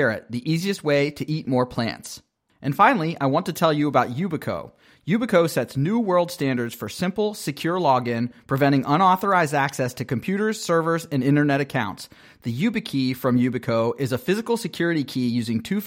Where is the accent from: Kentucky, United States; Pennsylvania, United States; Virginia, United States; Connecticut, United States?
Pennsylvania, United States; Pittsburgh; moved away; I am from Pittsburgh